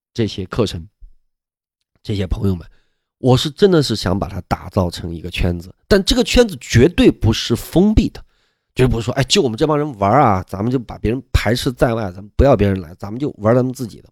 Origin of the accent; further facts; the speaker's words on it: Sichuan, China; moved away; 我们四川那边